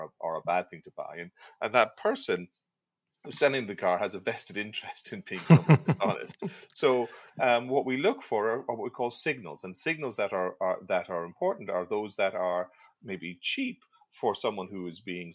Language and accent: English; Ireland; moved away as an adult; also born or lived in Aberdeen, Scotland; now in Halifax, Canada; I'm originally actually from Ireland, but I studied in Aberdeen in Scotland